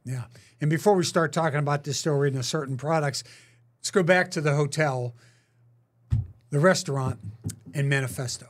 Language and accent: English; Pittsburgh, Pennsylvania, United States; also born or lived in Philadelphia / Green Bay / California; now in Kansas City, United States; I wouldn't go back to my hometown in Pittsburgh